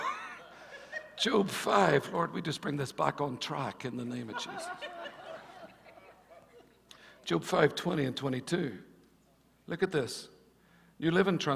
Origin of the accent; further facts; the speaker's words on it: Northern Ireland, United Kingdom; growing up in Northern Ireland, in Ireland